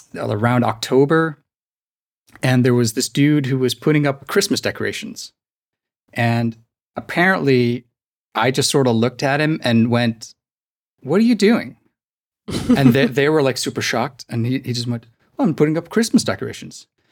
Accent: Iceland; English is a second language; from Iceland

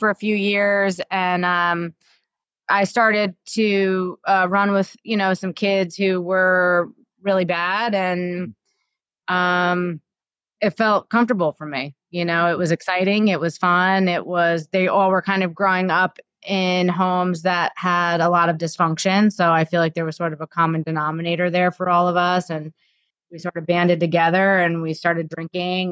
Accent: New Jersey, United States; born or raised there; also born or lived in Florida

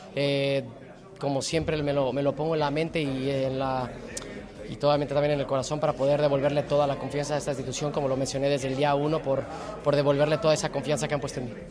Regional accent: Mexico; moved away as an adult; now in Seville, Spain; soy mexicano

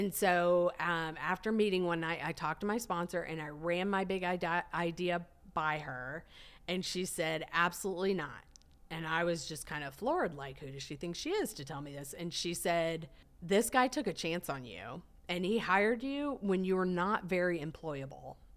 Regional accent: Nebraska, United States; now in Dallas, United States; I grew up in Nebraska

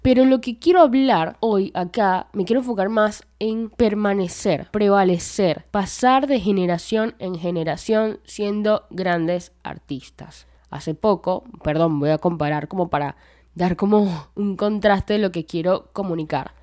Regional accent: Venezuela; Yo soy de Venezuela

